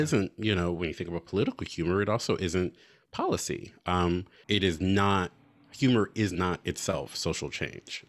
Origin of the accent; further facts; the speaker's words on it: United States; as an American, as a citizen